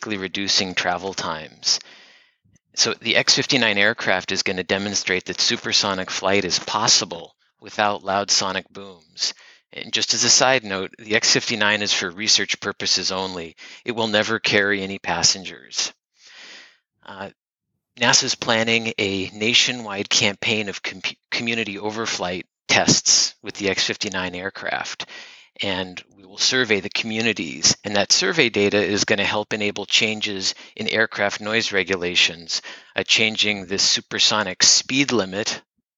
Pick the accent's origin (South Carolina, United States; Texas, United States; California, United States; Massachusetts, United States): California, United States; moved away as an adult; also born or lived in Iowa; I am originally from California.